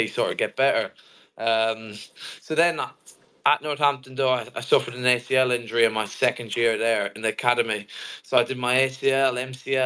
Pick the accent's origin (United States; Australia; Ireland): Ireland; Kildare, Leinster; I'm from Kildare, Ireland. And I was maybe from the age of 4 or 5 in my local club called Kildare